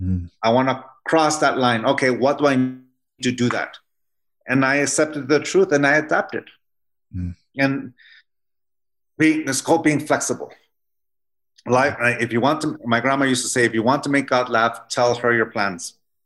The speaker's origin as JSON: {"language": "English", "town": "San Diego", "region": "California", "country": "United States", "tie": "born or raised there", "said": "my wife, like I said before, she grew up in Harriman, Utah, and I grew up in San Diego, California."}